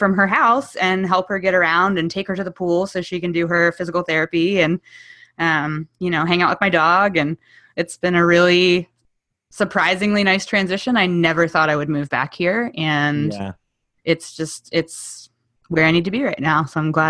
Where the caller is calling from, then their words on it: Somers Point, New Jersey, United States; I am in Summers Point, New Jersey, which is about 50 minutes east of Philadelphia and about 15 minutes south of Atlantic City.